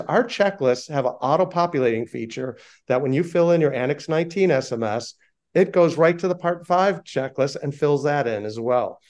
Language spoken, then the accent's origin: English; Chicago, Illinois, United States; I'm from Chicago